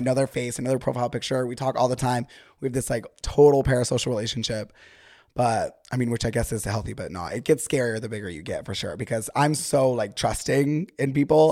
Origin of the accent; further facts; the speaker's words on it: Utah, United States; now in Los Angeles, United States; whenever I am with someone from Utah, if I'm recording with someone from Utah, whatever, the, like, slang immediately comes back